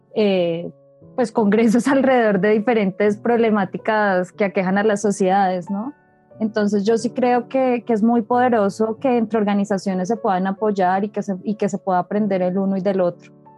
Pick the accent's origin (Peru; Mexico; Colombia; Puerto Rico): Colombia; como colombianos